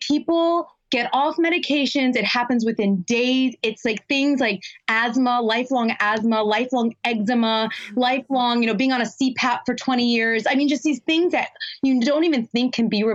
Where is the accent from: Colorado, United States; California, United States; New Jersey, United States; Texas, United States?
California, United States; Los Angeles; I grew up in Los Angeles